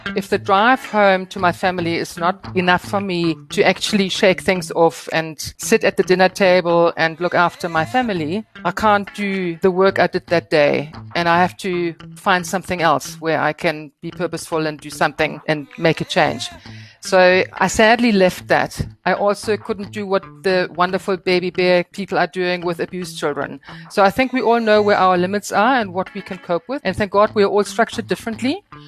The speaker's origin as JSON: {"language": "English", "region": "Northern Germany", "country": "Germany", "tie": "born or raised there", "moved": "as an adult", "lives_now": "South Africa", "said": "finishing my legal education in Germany, where I was born and raised. And my first thirty years took place in Germany, in the very northern part"}